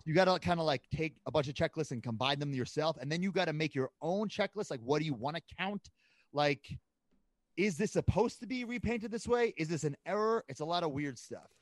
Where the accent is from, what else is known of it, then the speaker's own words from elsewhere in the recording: Long Island, New York, United States; moved away; I grew up on Long Island